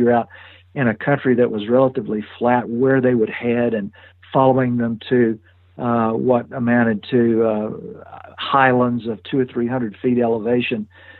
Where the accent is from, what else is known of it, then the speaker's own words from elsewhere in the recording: Louisiana, United States; accent: Southern; moved away as an adult; also born or lived in West Texas / Montana; I grew up in pretty rural circumstances, and I grew up in a little town in Louisiana, but the woods were just a couple of hundred yards away